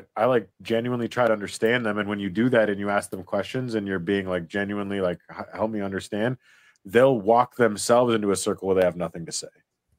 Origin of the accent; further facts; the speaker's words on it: South Dakota, United States; I'm from South Dakota